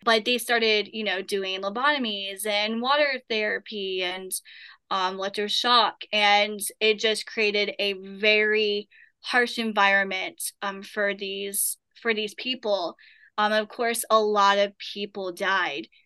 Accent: Appalachian Mountains, Southern Appalachia, United States; I have been born and raised in Appalachia Mountains

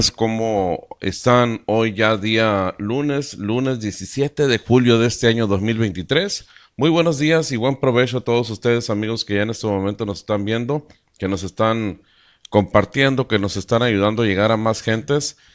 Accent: Caborca, Sonora, Mexico; Estamos en Sonora, somos de México y estamos ah, a 100 kilómetros de los Estados Unidos, de la línea fronteriza con Norteamérica, a 100 kilómetros del mar de Cortés.

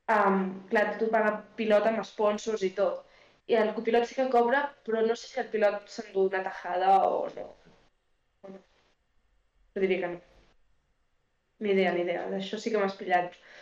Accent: Alt Empordà, Catalonia, Spain; Soc de l'Empordà soc de l'Alt Empordà

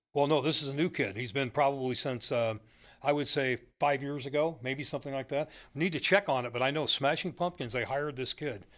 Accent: McMinnville, Oregon, United States; my hometown, McMinnville

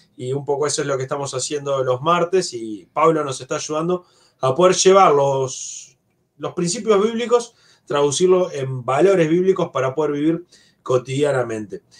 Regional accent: Uruguay; desde nuestro país, como uruguayos

